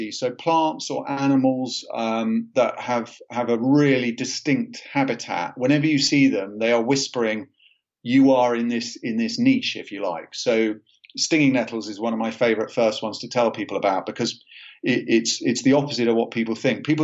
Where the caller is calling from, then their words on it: South East England, United Kingdom; I work in a in a cabin um, in a, a part of England, southern England, called West Sussex so we're only a couple of hours from London